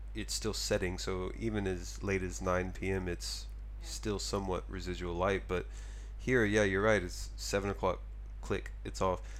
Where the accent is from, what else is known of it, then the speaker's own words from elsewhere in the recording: Texas, United States; now in Tokyo, Japan; I'm from Texas